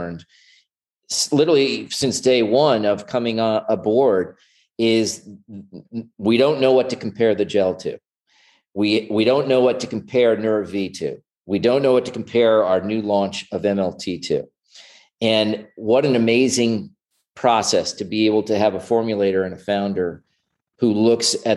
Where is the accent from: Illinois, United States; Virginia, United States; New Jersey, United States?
New Jersey, United States; moved away as an adult; also born or lived in Plano, Texas / Dallas, Texas / Hoboken, New Jersey / Manhattan, New York; I was born in New Jersey. I was raised there till I was about 18